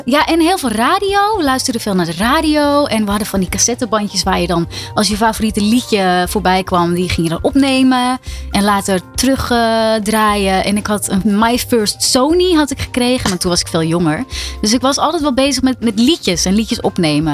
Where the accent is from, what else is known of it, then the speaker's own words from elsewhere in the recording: Ilpendam, North Holland, Netherlands; uit Ilpendam. Waar ik vandaan kom en nog steeds woon.